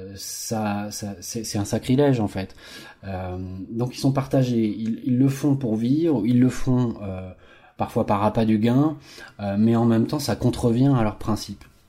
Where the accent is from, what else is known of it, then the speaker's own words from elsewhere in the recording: France; nos agriculteurs chez nous en France